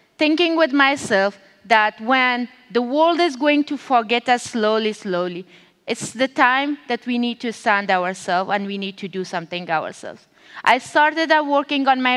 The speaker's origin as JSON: {"language": "English", "country": "Afghanistan"}